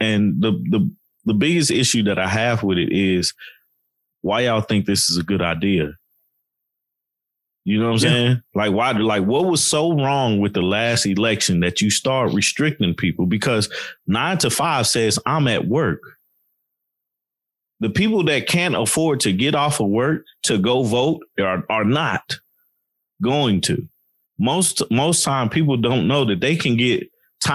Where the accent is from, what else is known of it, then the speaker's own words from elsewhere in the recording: Chattanooga, Tennessee, United States; I still support Tennessee as the home team just because I'm from Tennessee. I'm from Chattanooga